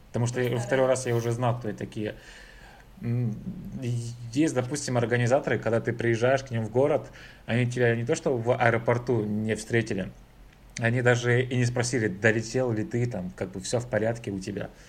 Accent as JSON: {"language": "Russian", "region": "Saint Petersburg", "country": "Russia", "said": "говорю это как петербуржец уже."}